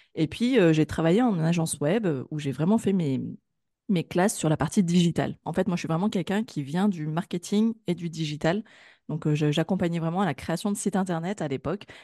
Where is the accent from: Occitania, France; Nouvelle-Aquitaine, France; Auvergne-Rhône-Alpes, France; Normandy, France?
Auvergne-Rhône-Alpes, France; Grenoble; moi, je suis originaire de Grenoble